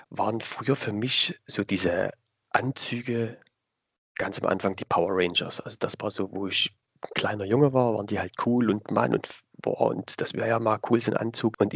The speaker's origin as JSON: {"language": "German", "town": "Dresden", "region": "Saxony", "country": "Germany", "accent": "Saxon", "said": "also ich komme aus Dresden, aus dem schönen mhm. Sachsen. Mhm. Hört ah, man ah, vielleicht auch ein bisschen in der Stimme, in der Sprache. Ähm, genau, ich bin jetzt 34 Jahre jung"}